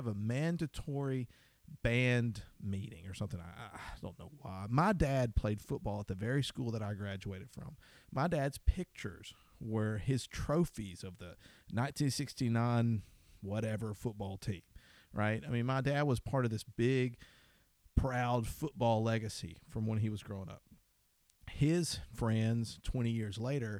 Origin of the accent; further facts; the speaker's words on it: Deep South, United States; I grew up in the Deep South